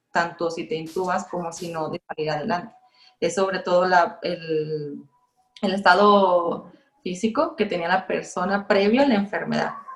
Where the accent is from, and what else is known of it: Mexico